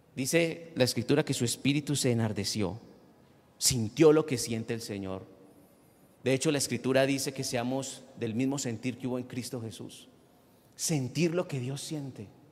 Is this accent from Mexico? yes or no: no; Colombia; nosotros como colombianos